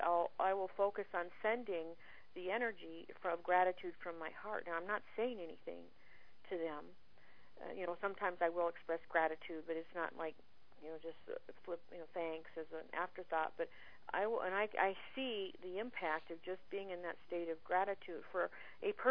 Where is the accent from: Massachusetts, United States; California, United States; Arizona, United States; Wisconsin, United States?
Arizona, United States; Phoenix; my hometown in Phoenix